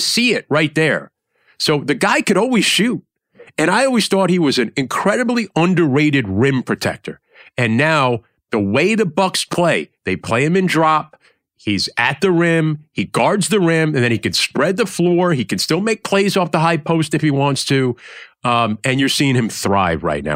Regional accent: New York, United States; I was growing up in New York

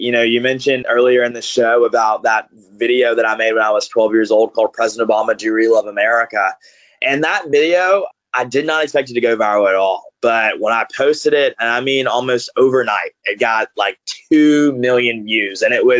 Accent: Grovetown, Georgia, United States; It's kind of a wild story. I grew up in the Deep South, raised by grandparents who were as progressive as you can come.

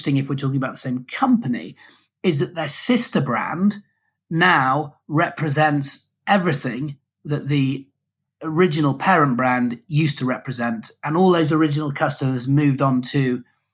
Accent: United Kingdom; being a Brit traveling abroad to, you know, do business in the States

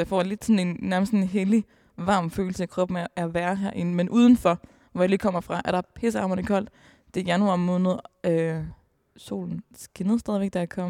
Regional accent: Aalborg, North Denmark Region, Denmark; Jeg er selv fra Aalborg

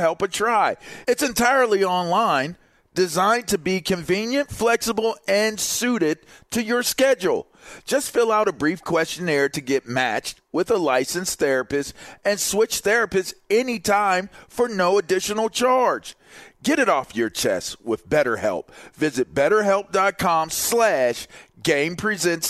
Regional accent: Pittsburgh, Pennsylvania, United States; moved away; I'm from Pittsburgh

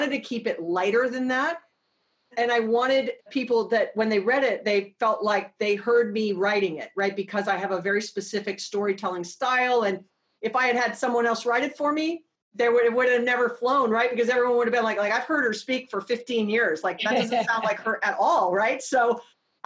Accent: Hawaii, United States; born and raised in Hawaii

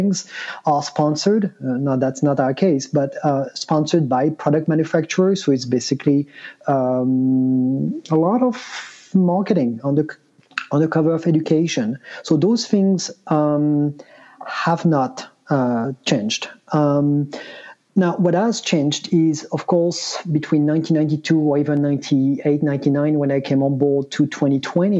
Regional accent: France; moved away as an adult; now in United States; I'm originally from France, but moved to the US in 98, actually as an intern

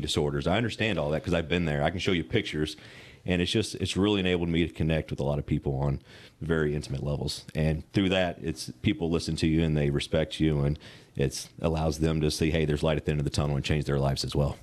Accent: Western Kentucky, United States; I grew up in Western Kentucky

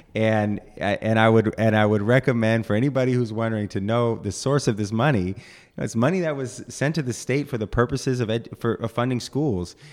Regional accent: East Bay, California, United States; I grew up in the East Bay

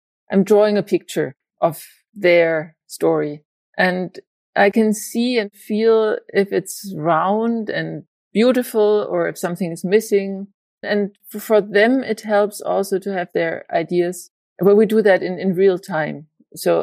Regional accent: Germany; moved away as an adult; also born or lived in Spain; now in Denmark; I'm from Germany. And then I lived in various places in Spain. And now I'm in Denmark

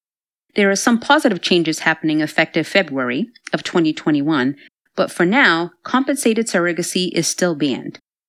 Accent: Georgia, United States; In my home state of Georgia

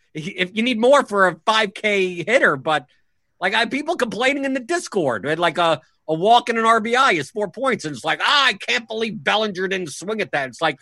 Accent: New York, United States; because I was from New York.

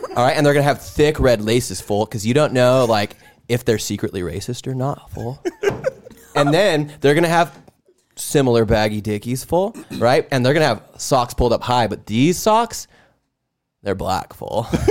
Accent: Southern California, United States; moved away; also born or lived in Bay Area; I grew up in Southern California

